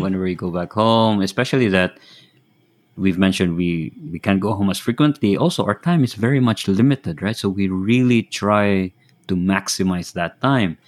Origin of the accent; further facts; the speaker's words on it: Philippines; moved away as an adult; now in Japan; now Japan, but um, originally from the Philippines